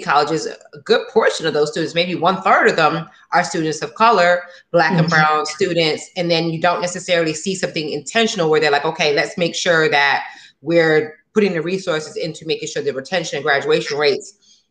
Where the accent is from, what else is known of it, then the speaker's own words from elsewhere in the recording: South Florida, United States; Danny and I actually are from South Florida.